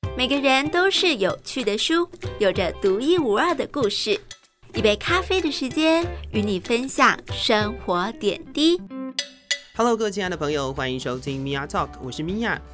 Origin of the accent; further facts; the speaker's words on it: Taiwan; 我们台湾人